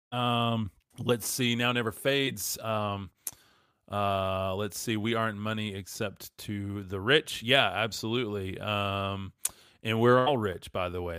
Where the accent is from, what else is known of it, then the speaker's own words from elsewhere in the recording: West Texas, United States; I'm from West Texas